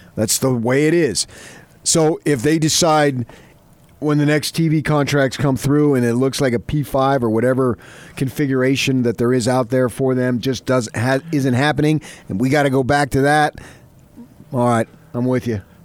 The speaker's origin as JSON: {"language": "English", "region": "New York area", "country": "United States", "tie": "born or raised there", "moved": "yes", "said": "I grew up in the North, New York area with all sorts of pro teams"}